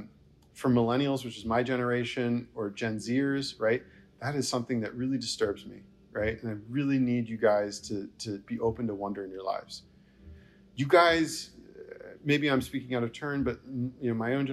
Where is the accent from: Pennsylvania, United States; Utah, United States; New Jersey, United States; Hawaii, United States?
New Jersey, United States; moved away as an adult; also born or lived in the South / the Midwest; growing up in New Jersey